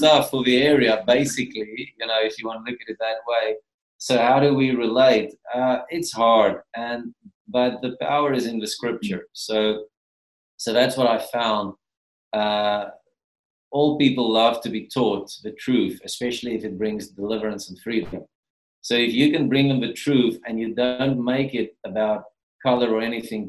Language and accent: English; Gauteng, South Africa; moved away; because, you know, we come from Gauteng, so our contact with the cause, our culture has been zero up to we moved here, basically, you know.